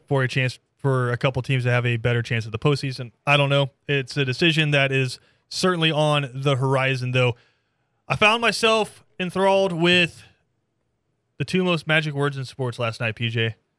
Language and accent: English; Atlanta, Georgia, United States; I'm from Atlanta.